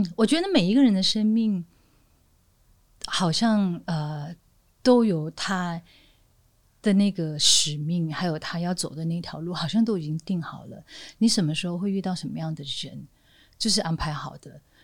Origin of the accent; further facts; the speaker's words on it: northern Malaysia, Malaysia; moved away; 我就在一个小地方长大，就马来西亚北边那个很小的地方长大